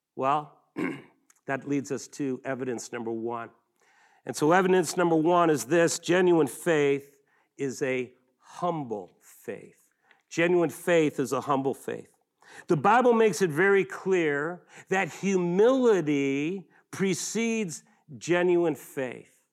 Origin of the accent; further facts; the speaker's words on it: Buffalo, New York, United States; I grew up in Western New York, uh, Buffalo, the Niagara River, and the famous Niagara Falls